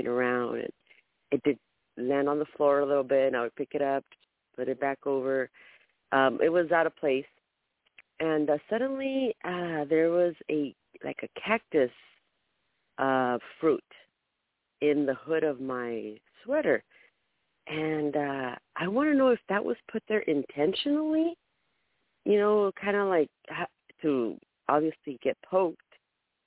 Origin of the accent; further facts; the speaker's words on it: California, United States; from California